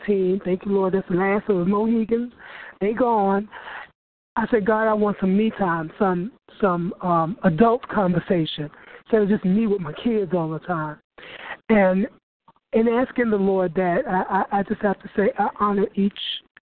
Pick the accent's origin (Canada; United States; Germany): United States; New York; moved away as an adult; also born or lived in Brooklyn; now in Florida, United States; I'm actually from New York